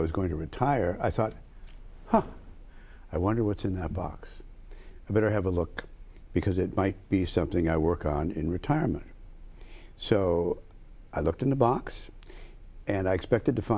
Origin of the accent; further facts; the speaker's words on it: St. Louis, Missouri, United States; moved away; also born or lived in Chicago; I was born in Chicago. I grew up in St. Louis.